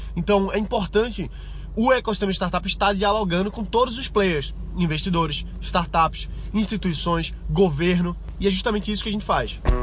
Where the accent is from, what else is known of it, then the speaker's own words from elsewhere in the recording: Pernambuco, Brazil; eu que sou daqui da região, que sou daqui de Pernambuco